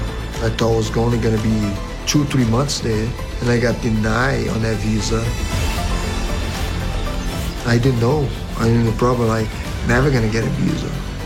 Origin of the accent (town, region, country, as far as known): Sobrália, Minas Gerais, Brazil; born or raised there; English is a second language; moved away as an adult; also born or lived in Connecticut, United States / California, United States; now in United States